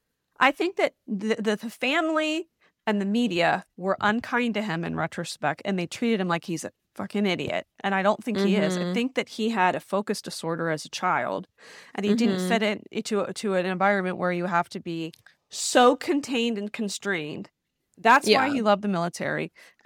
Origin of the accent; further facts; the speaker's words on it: United States; I'm going to make it work because I'm an American woman, which we can relate to.